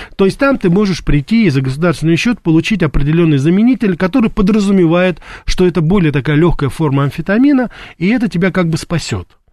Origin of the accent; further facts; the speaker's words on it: Russia; я родился и вырос в России